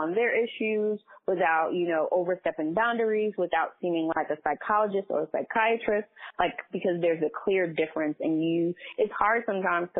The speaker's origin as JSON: {"language": "English", "town": "New York City", "region": "New York", "country": "United States", "tie": "born or raised there", "also_born_or_lived": "Washington, D.C.", "said": "So I was born in Far Rockaway in Queens, New York"}